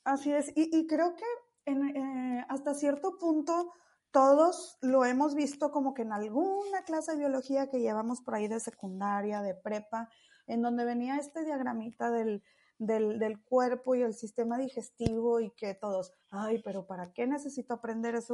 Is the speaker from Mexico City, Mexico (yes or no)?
no; Monterrey, Nuevo León, Mexico; yo soy de Monterrey